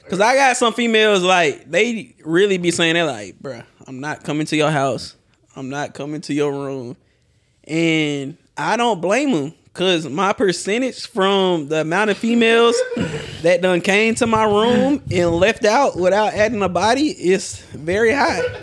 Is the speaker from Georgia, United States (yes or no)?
yes; Atlanta, Georgia, United States; I'm from Atlanta